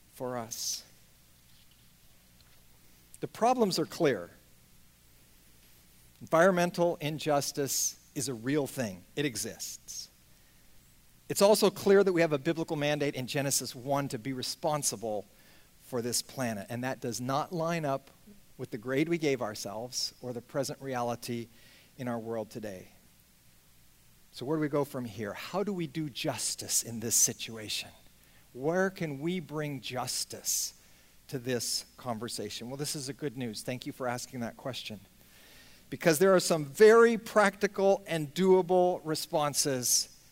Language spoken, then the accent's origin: English; just outside of San Francisco, California, United States; I grew up just outside of San Francisco